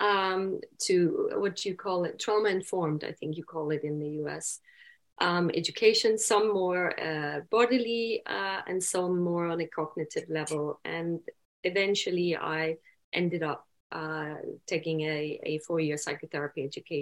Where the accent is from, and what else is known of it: Denmark